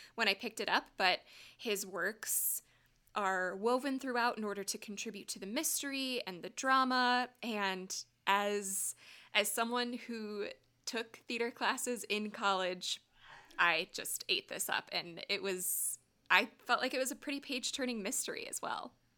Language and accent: English; Wisconsin, United States; I grew up in Wisconsin. That's home for me